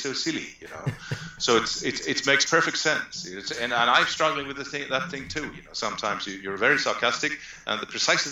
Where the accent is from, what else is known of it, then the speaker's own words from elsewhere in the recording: Sweden; we are Swedes